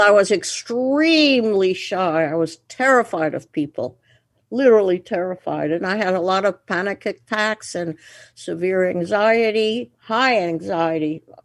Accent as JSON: {"language": "English", "town": "Antwerp", "region": "Flanders", "country": "Belgium", "tie": "born or raised there", "moved": "yes", "said": "I was born in Antwerp, Belgium"}